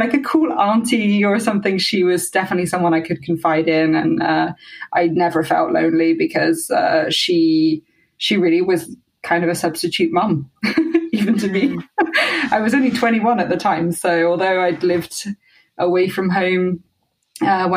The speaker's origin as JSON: {"language": "English", "town": "Teignmouth", "region": "South West England", "country": "United Kingdom", "tie": "born or raised there", "also_born_or_lived": "Exeter", "moved": "as an adult", "lives_now": "Paris, France", "said": "I'm from Exeter, a pretty small town, small city in southwest of England. I actually grew up in Teignmouth, which is a tiny seaside town"}